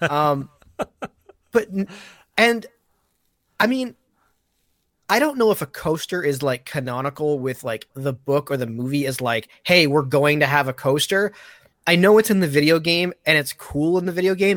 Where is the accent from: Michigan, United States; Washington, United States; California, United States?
Michigan, United States; I'm, I'm from Michigan